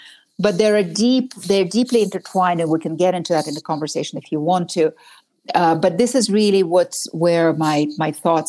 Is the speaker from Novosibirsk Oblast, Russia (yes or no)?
yes; Novosibirsk, Novosibirsk Oblast, Russia; now in United States; I grew up in Novosibirsk.